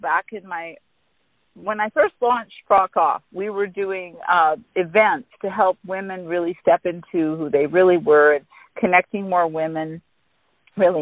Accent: Canada; moved away as an adult; now in Mexico; we actually sold our house in Canada and we took up primary residence in Mexico. We are still Canadian citizens.

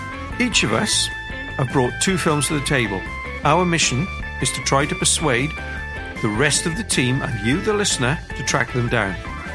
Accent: Welsh, Wales, United Kingdom; if you're picking on me for being Welsh

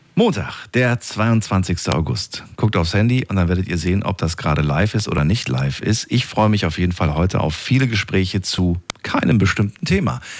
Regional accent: near Eisenach, Thuringia, Germany; Da bin ich in der Nähe geboren

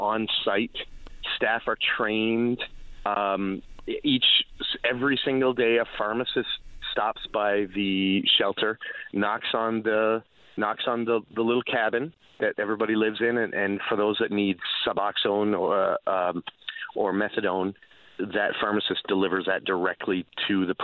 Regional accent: Cambridge, Ontario, Canada; moved away; so I grew up in Ontario, just outside of Cambridge, on a 45-acre farm there

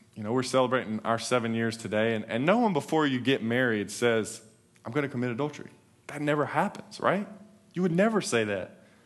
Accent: North Carolina, United States; moved away as an adult; now in Texas, United States; we're, we're from North Carolina

